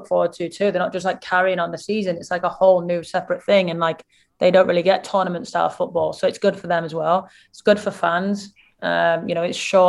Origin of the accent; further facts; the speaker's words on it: England, United Kingdom; me being English